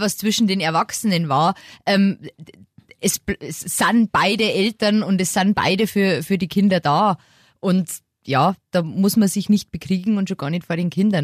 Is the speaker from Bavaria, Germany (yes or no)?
yes; Lower Bavaria, Germany; moved away as an adult; Ich bin ja jetzt, wie gesagt, äh, wieder in meine Heimat gezogen